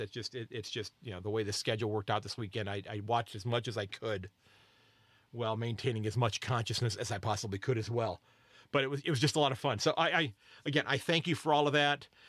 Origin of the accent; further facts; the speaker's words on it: United States; I'm an American